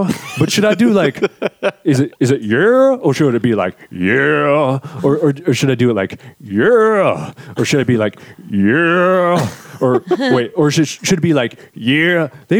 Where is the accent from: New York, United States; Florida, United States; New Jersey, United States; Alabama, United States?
Florida, United States; Tallahassee; Growing up in Tallahassee, Florida